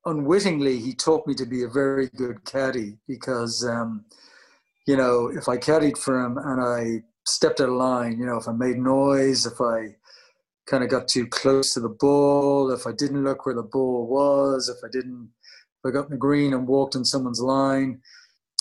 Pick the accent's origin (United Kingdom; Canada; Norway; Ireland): Ireland; Howth, Leinster; moved away as an adult; I'm in Hoth, yeah, back in Hoth, where I grew up.